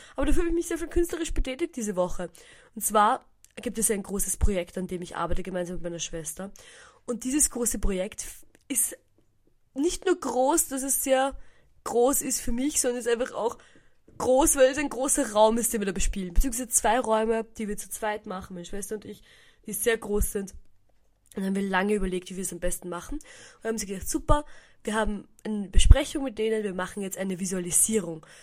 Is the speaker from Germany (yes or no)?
no; Hirm, Burgenland, Austria; Ich bin in Hirn aufgewachsen, könnte man sagen